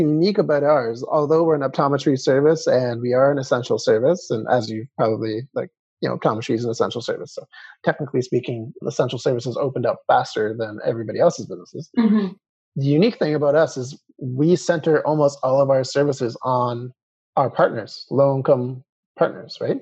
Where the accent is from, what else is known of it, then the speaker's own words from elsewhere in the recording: Calgary, Alberta, Canada; being born and raised in Calgary